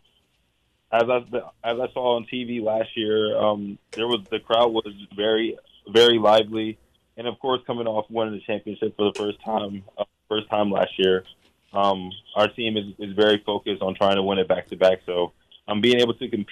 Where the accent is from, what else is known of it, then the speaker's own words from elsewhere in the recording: Voorhees, New Jersey, United States; moved away as an adult; now in Honolulu, United States; I'm from Voorhees